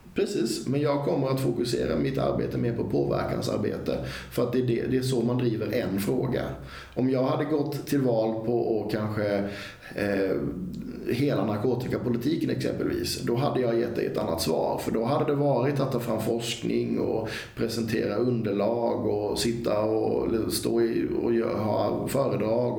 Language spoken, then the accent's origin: Swedish; Karlskrona, Blekinge, Sweden; från tiden jag växte upp i Karlskrona